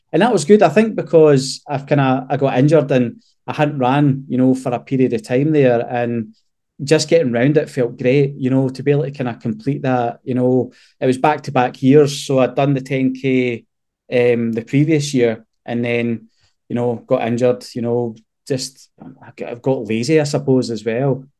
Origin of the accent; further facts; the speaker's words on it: Scotland, United Kingdom; we're typical Scottish men